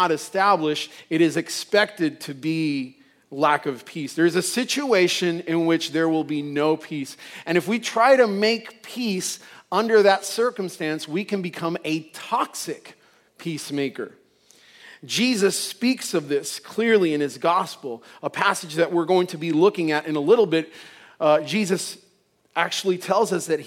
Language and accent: English; Puerto Rico; I'm from Puerto Rico, and you know, mostly Puerto Rico is Catholic